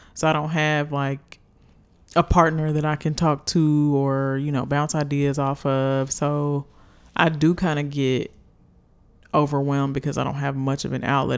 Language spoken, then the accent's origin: English; United States; a little black girl growing up in America